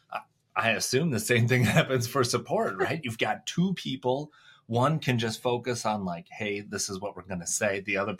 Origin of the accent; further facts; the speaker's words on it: Minnesota, United States; I grew up in a small town, Minnesota.